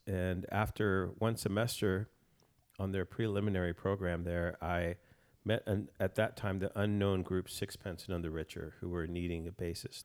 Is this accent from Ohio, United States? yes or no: no; El Paso, Texas, United States; now in Austin, United States; I'm from El Paso originally, and, um, born and raised there